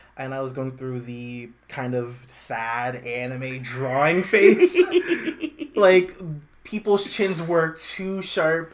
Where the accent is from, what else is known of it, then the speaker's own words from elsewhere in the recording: New York City, New York, United States; also born or lived in Harlem, New York / South Utica, New York; now in Utica, United States; born and raised in Brooklyn